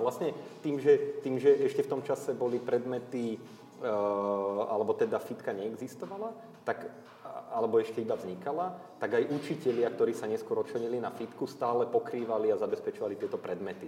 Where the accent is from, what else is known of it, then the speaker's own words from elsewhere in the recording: Dubnica nad Váhom, Trenčín Region, Slovakia; som z Považia, z Dubnice, do tej Žiliny som to mal blízko